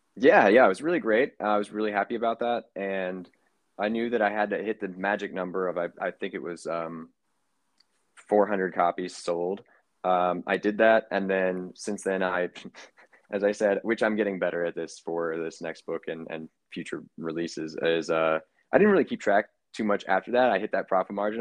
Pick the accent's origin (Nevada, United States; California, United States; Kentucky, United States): Kentucky, United States; now in New York City, United States; I am originally from Kentucky, but now residing in New York City.